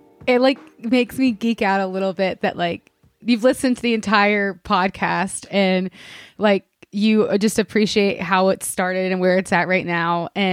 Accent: Alabama, United States; I mean, yes, I'm from Alabama, okay, y'all, but I do not know how to shoot a gun.

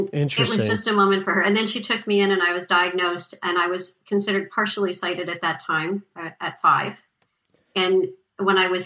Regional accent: Montreal, Quebec, Canada; I lived in Montreal. I lived in LaSalle. We moved from LaSalle to Pancor, and I started a new school

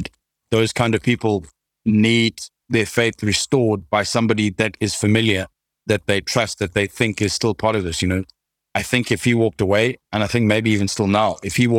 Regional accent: South Africa; Being a South African is hard enough.

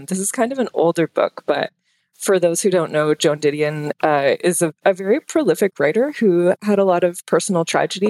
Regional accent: Ottawa, Ontario, Canada; accent: Canadian; moved away; I'm originally from Ottawa, which is the capital of Canada.

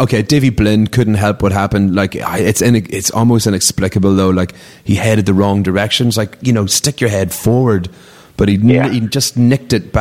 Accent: Newry, Northern Ireland, United Kingdom; I'm from Northern Ireland. I'm from a town called Newry, and basically in the neighbourhood I grew up

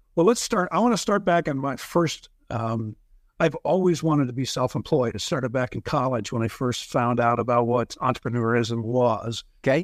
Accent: Lincoln, Nebraska, United States; moved away as an adult; also born or lived in Dallas, Texas; moved back to Lincoln, Nebraska, opened three locations in four years.

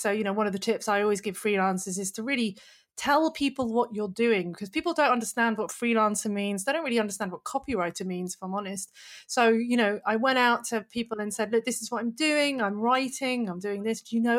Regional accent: Manchester, North West England, United Kingdom; moved away as an adult; now in Australia; But yeah, I'm originally from Manchester, and I say Henley because it sounds posh, but really it was near Reading.

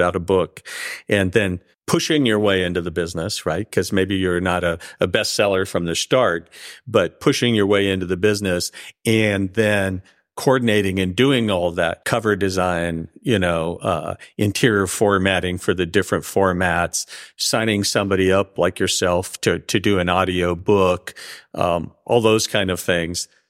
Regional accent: the Northwest, Pacific Northwest, United States; now in California, United States; I grew up in the Northwest

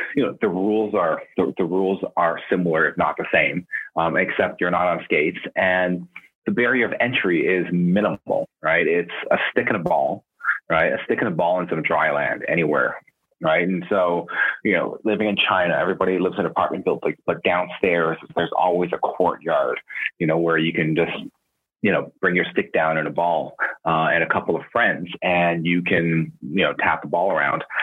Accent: Canada; growing up in Canada

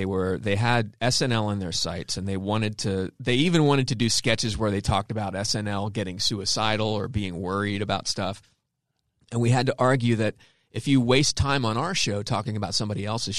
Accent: Baltimore, Maryland, United States; moved away as an adult; also born or lived in San Francisco; Patton and I both moved to San Francisco back in 92. We moved it. I was from Baltimore.

